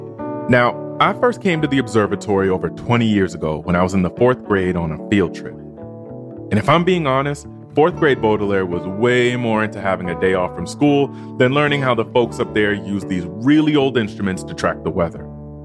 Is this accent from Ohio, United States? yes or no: no; Boston, Massachusetts, United States; moved away; I'm from the Boston area.